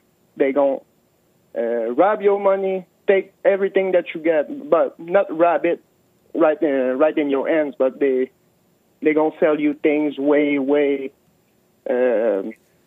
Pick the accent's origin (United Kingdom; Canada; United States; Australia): Canada; I'm from Canada